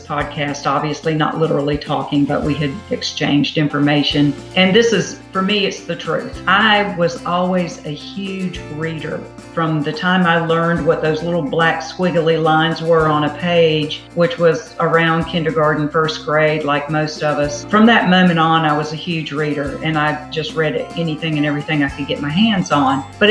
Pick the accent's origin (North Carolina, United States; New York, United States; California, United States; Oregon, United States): North Carolina, United States; Raleigh; accent: Southern; also born or lived in Dunn, North Carolina; I was born and raised in Raleigh, North Carolina